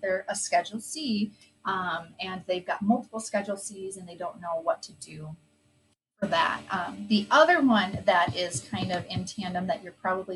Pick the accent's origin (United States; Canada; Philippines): United States; Midwest; we're from the Midwest